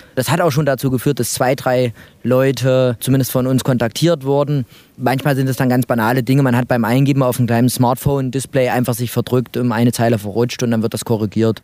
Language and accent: German; Mühlhausen, Thuringia, Germany; moved away; also born or lived in Jena; bin aus Mühlhausen